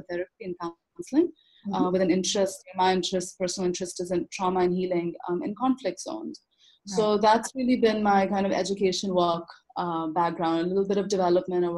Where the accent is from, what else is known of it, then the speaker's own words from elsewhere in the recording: Lahore, Punjab, Pakistan; also born or lived in Canada; now in Islamabad, Pakistan; I grew up in Lahore